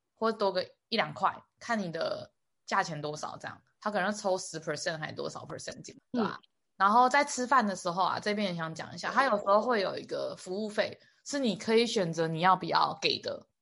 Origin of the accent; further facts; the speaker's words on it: Taiwan; 我们日本人跟台湾人